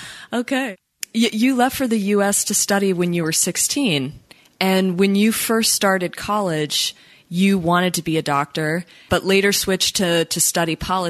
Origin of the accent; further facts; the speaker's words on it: United States; I'm American.